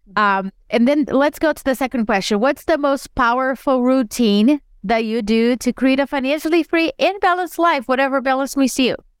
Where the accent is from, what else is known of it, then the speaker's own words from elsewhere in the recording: Brazil; moved away as an adult; I was born and raised in Brazil, and I moved here